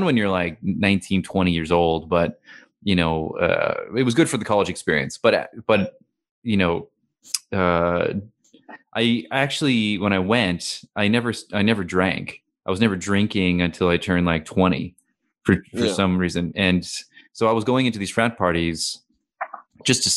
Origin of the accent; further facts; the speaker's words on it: Missoula, Montana, United States; moved away as an adult; now in Australia; my hometown in Missoula